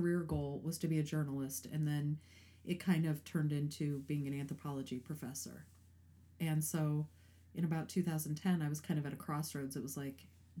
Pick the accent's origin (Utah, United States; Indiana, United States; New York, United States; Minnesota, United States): Indiana, United States; Highland; moved away as an adult; also born or lived in East Chicago, Indiana; I was born in East Chicago. Grew up in Highland, all right. Indiana.